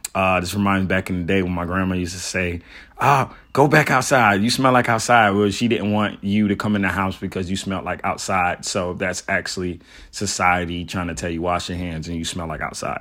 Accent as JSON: {"language": "English", "town": "Miami", "region": "Florida", "country": "United States", "tie": "born or raised there", "also_born_or_lived": "Atlanta", "moved": "yes", "said": "I was born in Miami"}